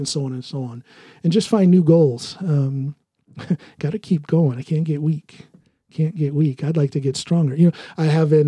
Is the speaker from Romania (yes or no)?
no; United States; moved away as an adult; now in Norway; as an American in Norway.